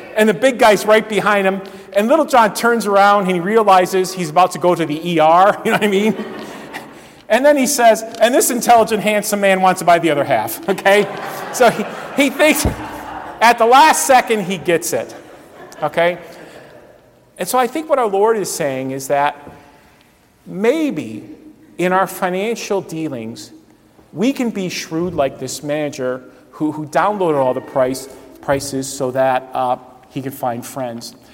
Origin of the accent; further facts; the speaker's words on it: Cleveland, Ohio, United States; I grew up in the Cleveland area